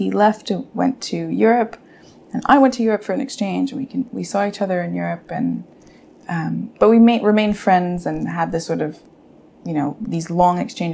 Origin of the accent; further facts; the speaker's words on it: Canada; me and my sisters, although we grew up in Canada